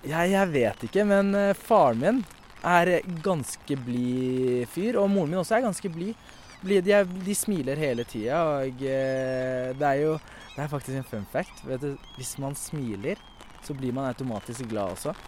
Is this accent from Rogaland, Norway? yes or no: no; Oslo, Norway; Jeg vokste opp på Mortensrud